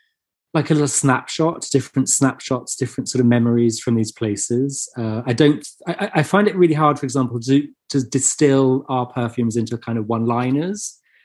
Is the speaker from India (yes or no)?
no; England, United Kingdom; we're English.